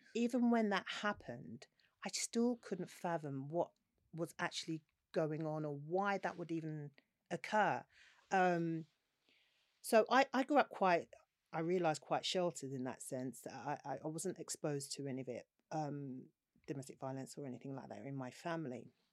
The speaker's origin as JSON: {"language": "English", "region": "London", "country": "United Kingdom", "tie": "born or raised there", "said": "I grew up in South London, Peckham, in the days where Peckham wasn't trendy like it is now."}